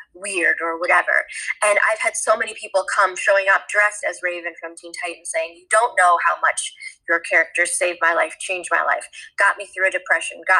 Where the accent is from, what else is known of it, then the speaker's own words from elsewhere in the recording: Toronto, Ontario, Canada; moved away as an adult; now in Los Angeles, United States; I grew up in Toronto